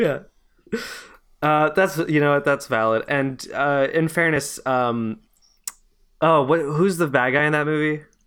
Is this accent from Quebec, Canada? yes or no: yes; Montreal, Quebec, Canada; I grew up in, uh, Montreal